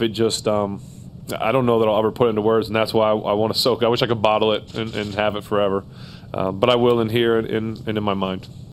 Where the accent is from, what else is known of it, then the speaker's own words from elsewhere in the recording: Ohio, United States; now in Pittsburgh, United States; I was born in Ohio, but I live here and I'll always be here